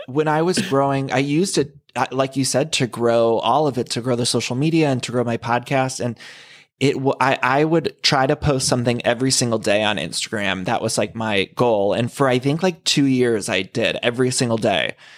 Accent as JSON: {"language": "English", "region": "Ohio", "country": "United States", "tie": "born or raised there", "also_born_or_lived": "Chicago", "moved": "as an adult", "lives_now": "Los Angeles, United States", "said": "where I grew up in Ohio."}